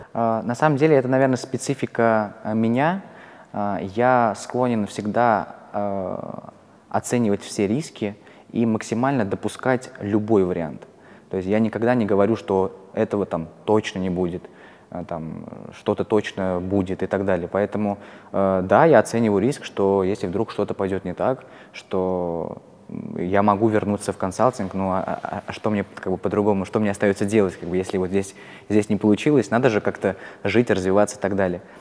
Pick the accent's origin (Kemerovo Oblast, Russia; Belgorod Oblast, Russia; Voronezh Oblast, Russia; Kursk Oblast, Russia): Kursk Oblast, Russia; Kursk; moved away as an adult; also born or lived in Moscow; я вообще не из Москвы, я из Курска, а, я когда перебрался в Москву